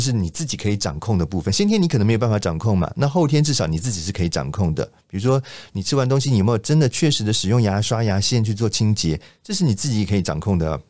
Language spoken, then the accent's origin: Chinese; Taiwan; 我们其实台湾人